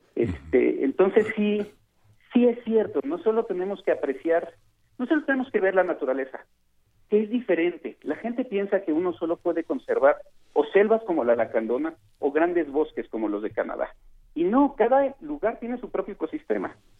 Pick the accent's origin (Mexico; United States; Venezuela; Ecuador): Mexico